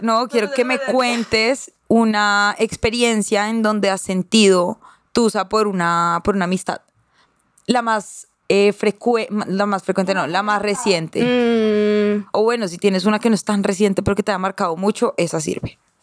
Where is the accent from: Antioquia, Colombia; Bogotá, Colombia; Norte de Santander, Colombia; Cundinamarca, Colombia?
Cundinamarca, Colombia; Girardot; yo crecí en, un condominio en Girardot